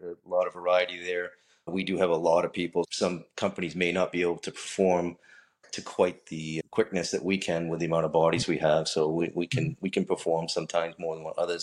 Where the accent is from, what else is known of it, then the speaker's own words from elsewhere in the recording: Saco, Maine, United States; also born or lived in Biddeford, Maine; I was born in Biddeford, raised in Saco, Maine